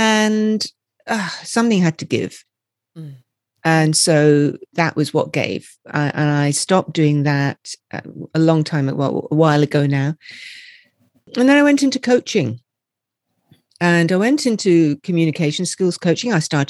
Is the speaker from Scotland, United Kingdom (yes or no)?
yes; Scotland, United Kingdom; So I am from Scotland. I don't sound it, I know, but I am from Scotland.